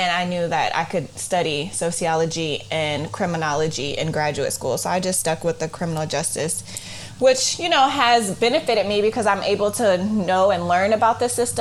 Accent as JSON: {"language": "English", "town": "Oakland", "region": "California", "country": "United States", "tie": "born or raised there", "said": "I'm from Oakland, California, and I grew up in the East Side"}